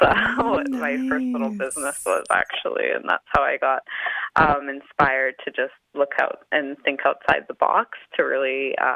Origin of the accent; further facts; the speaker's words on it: Kainai, Alberta, Canada; moved away as an adult; now in Calgary, Canada; I'm Blackfoot and Cree, and I grew up in Kainai for majority of my life before moving to Calgary for school.